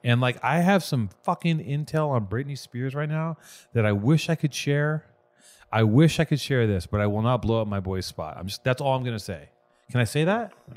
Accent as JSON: {"language": "English", "town": "Los Angeles", "region": "California", "country": "United States", "said": "I'm from Venice"}